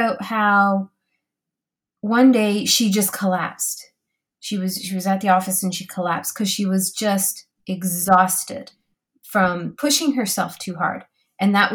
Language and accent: English; Canada; I'm so Canadian